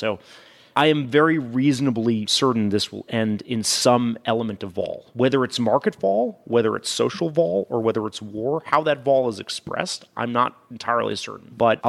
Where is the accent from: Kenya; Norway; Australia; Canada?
Norway; I'm from Norway, work for a Norwegian pension system. We're heavy into oil.